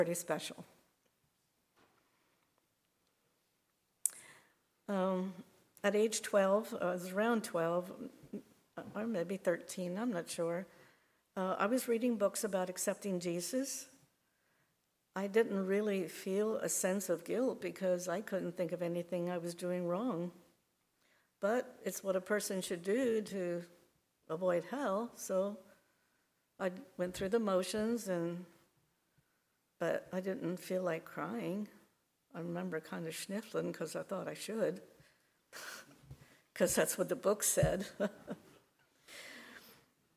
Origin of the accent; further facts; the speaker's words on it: Lebanon County, Pennsylvania, United States; I was born in Lublin County in a family of 10 children.